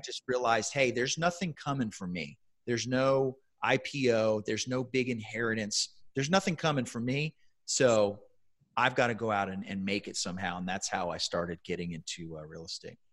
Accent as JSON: {"language": "English", "town": "San Antonio", "region": "Texas", "country": "United States", "tie": "born or raised there", "said": "I was working for a very large tech employer in my hometown here in San Antonio"}